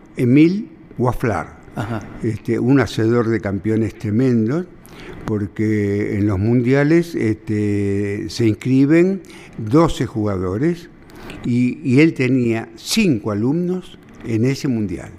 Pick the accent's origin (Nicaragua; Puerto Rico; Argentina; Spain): Argentina; Buenos Aires; born or raised there; also born or lived in San Telmo, Buenos Aires